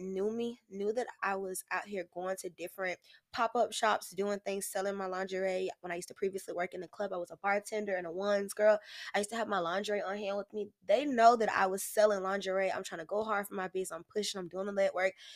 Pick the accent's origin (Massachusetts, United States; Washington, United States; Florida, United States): Florida, United States; Jacksonville; also born or lived in Oakland, California; I grew up on San Pablo